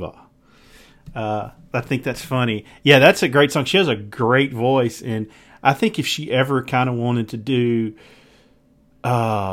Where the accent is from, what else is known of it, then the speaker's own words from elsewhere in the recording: Mississippi Delta, United States; I grew up in the Mississippi Delta